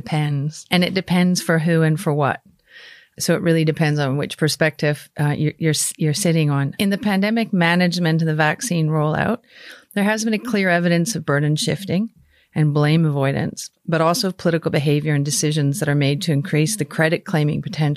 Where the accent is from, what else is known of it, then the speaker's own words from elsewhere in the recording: Canada; now in Australia; I am Canadian